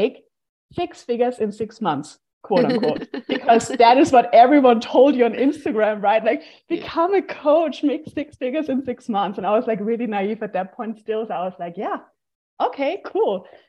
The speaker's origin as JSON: {"language": "English", "country": "Austria", "moved": "yes", "said": "I'm from Austria. And now I'm basically like hopping from country to country. I'm currently in Bulgaria at the Digital Nomad Festival."}